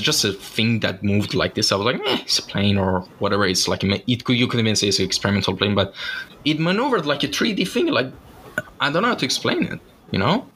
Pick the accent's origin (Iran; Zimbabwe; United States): Iran; Shiraz, Fars; moved away; I'm originally from Shiraz. It's a city in uh, the south of Iran